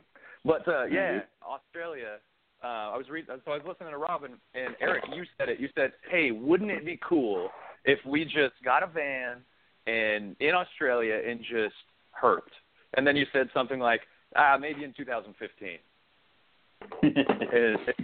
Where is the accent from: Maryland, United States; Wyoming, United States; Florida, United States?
Wyoming, United States; moved away as an adult; also born or lived in Montana / Kansas / Charleston, South Carolina; now in Austin, Texas, United States; I grew up in Wyoming most of my life, where it was a desert and the wind blew and it was winter for 9 months out of the year.